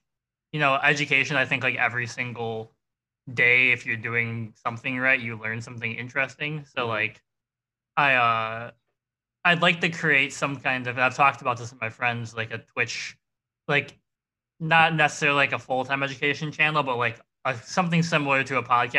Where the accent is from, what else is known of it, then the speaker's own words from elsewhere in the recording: Lockport, New York, United States; moved away as an adult; now in Atlanta, United States; I'm from Lockport, so like a half hour outside of it